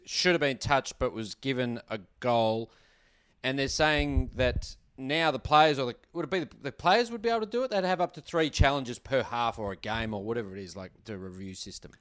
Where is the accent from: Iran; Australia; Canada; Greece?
Australia; We're Australian